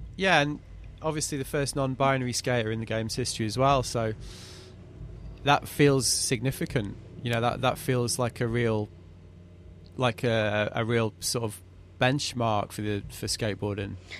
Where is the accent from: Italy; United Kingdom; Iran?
United Kingdom; As a Brit coming over from a British winter